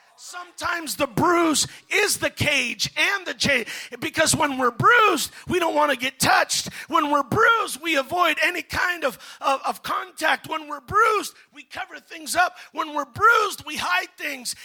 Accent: United States

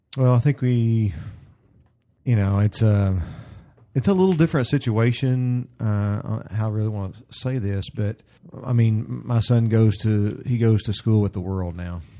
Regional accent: the South, United States; I grew up in the South

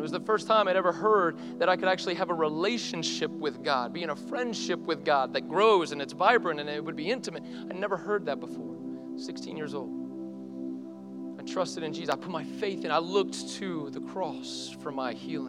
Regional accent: the South, United States; I grew up in the South, my parents are Christian, I probably need that.

